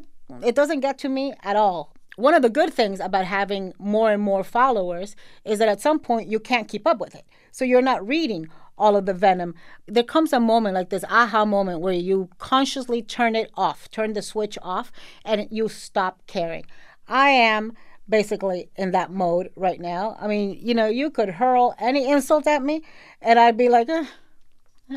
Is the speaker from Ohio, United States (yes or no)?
no; Miami, Florida, United States; also born or lived in Nicaragua; I grew up in Miami. Our official language is Spanglish